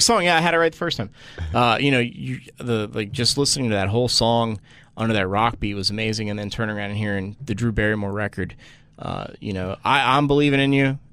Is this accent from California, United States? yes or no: no; Washington Township, New Jersey, United States; now in Los Angeles, United States; I'm from Washington Township so I'm South Jersey near Philly